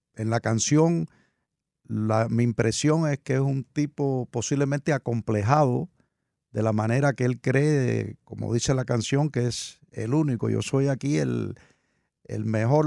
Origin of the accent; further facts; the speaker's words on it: Cuba; now in United States; la aprendí desde muy niño se usaba mucho en mi país natal, en Cuba